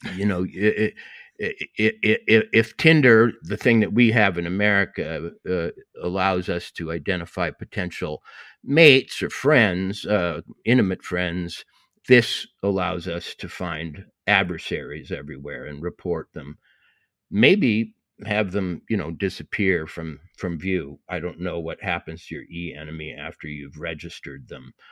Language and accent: English; Montana, United States; I said I was from Montana